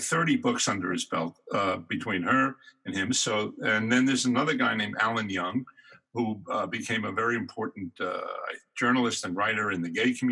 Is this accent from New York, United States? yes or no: yes; Catskills, upstate New York, United States; now in Los Angeles, United States; I'm from upstate New York, Catskills. Little town, didn't have much, some farms, hotels, and a state prison.